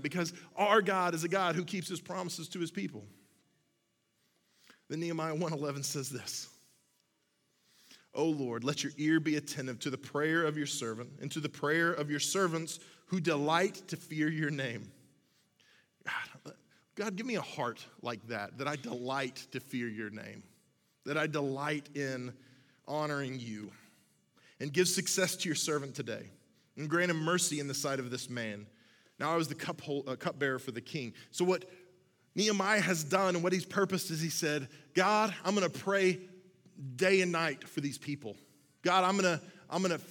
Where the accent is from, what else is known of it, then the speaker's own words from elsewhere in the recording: Oklahoma, United States; I'm from Oklahoma. We eat things out of ditches in Oklahoma